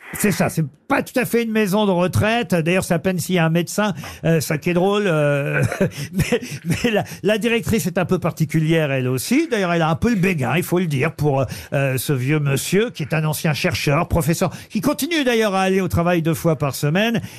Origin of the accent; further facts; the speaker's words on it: France; chez nous en France